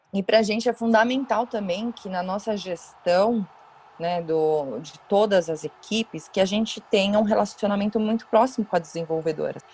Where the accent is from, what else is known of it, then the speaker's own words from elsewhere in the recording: São Paulo, Brazil; eu sou aqui de São Paulo, meu pai é São Paulino Roxo, eu moro do lado aqui do estádio, enfim, cresci nessa dentro do clube